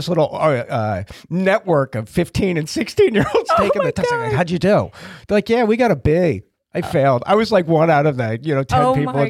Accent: Massachusetts, United States; So I grew up in Massachusetts.

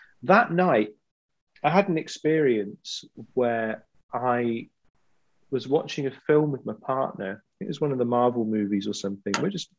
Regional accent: Glasgow, Scotland, United Kingdom; I'm from Glasgow. It's the kind of thing we take the mickey out of, basically.

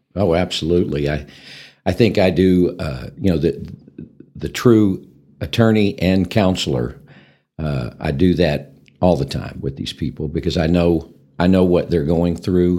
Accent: Amarillo, Texas, United States; also born or lived in Hereford, Texas; I'm actually born and raised in Amarillo, Texas, and, uh, lived here all my life

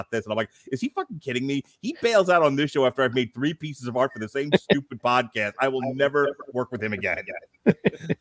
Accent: United States; I'm an American.

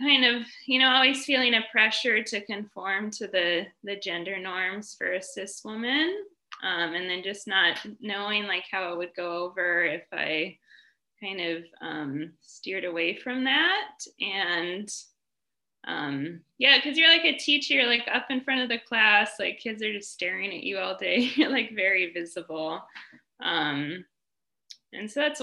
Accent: Colorado, United States; moved away as an adult; also born or lived in Shanghai; now in China; I'm from Colorado in the U.S. originally, and I'm in China right now.

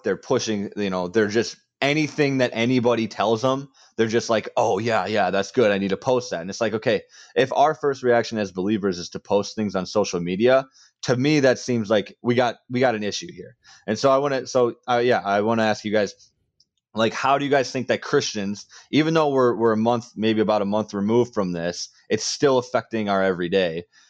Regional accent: Wisconsin, United States; some, you know, white person from a farm town that I grew up in Wisconsin is trying to comment on this

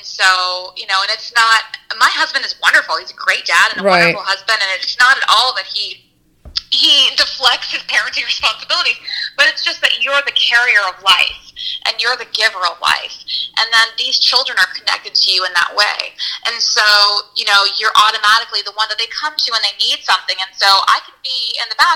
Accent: United States; as an American woman, as a American white woman who lives in the suburbs

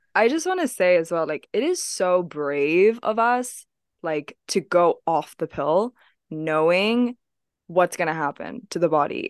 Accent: Hong Kong; moved away; I grew up in Hong Kong

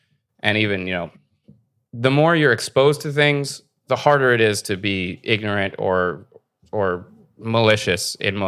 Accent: United States; now in Canada; I grew up in America. I don't even know Canadian history.

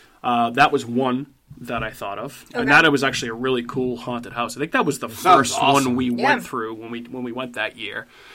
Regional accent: Randolph, Massachusetts, United States; my hometown of Randolph, Massachusetts

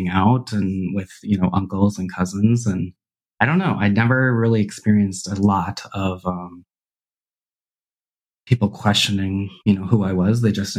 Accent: Burlington, Wisconsin, United States; moved away as an adult; also born or lived in Minnesota; I grew up in Burlington, Wisconsin

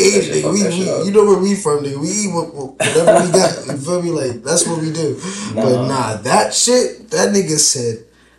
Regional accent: New York, United States; But we're both from New York.

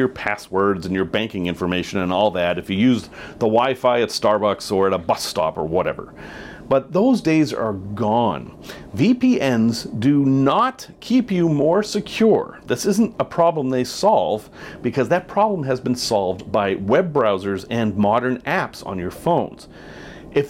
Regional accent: United States; I am an American

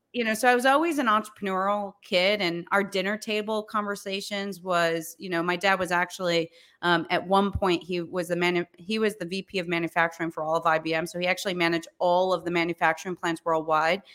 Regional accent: New York, United States; also born or lived in Charleston / Florida; I was born in New York, um, and raised in New York. I've actually never lived anywhere else

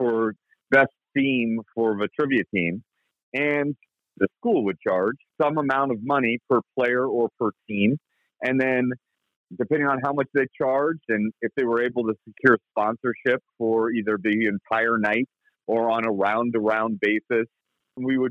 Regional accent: Indianapolis, Indiana, United States; I did a lot of my growing up in Indianapolis, Indiana, which is where I live now

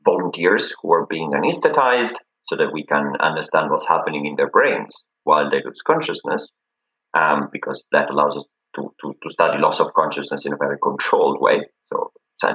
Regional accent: Italy; moved away as an adult; now in Cambridge, United Kingdom; I'm from Italy

